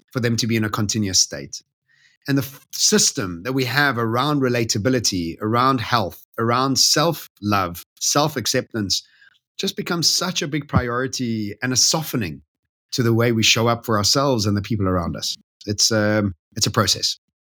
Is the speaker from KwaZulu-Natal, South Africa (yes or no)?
no; Bedfordview, Gauteng, South Africa; that's where I grew up